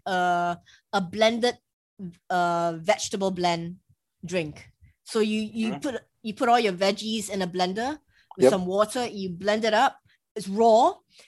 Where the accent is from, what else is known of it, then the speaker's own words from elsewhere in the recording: Singapore; I'm Asian, I'm from Singapore